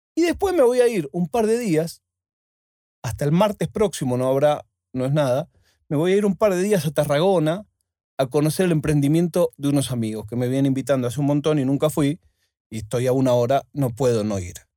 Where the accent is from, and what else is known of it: Argentina; now in Spain